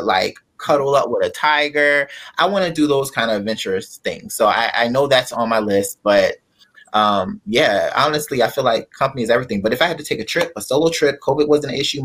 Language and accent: English; Delaware, United States; also born or lived in Pennsylvania; now in South Florida, United States; I am from Delaware. I was born in Pennsylvania, but I've been raised in Delaware.